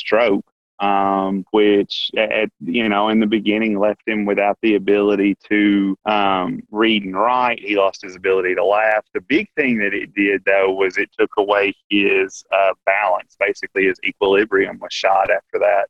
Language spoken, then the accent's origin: English; Paragould, Arkansas, United States; So I was born and raised in Paragould, Arkansas, only child